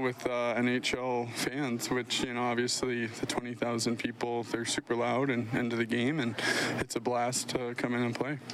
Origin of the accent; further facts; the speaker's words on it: United States; being American, growing up, going to college games